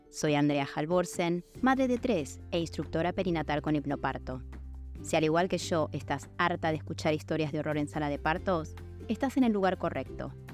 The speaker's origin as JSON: {"language": "Spanish", "country": "Mexico", "also_born_or_lived": "United States", "said": "yo soy de México. Em, también he vivido en Estados Unidos"}